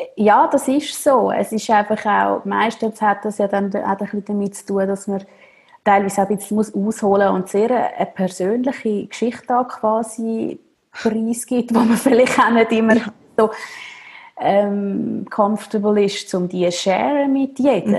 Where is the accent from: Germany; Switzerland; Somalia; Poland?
Switzerland; Zürcher Oberland, Zurich; ich bin im Zürich Oberland aufgewachsen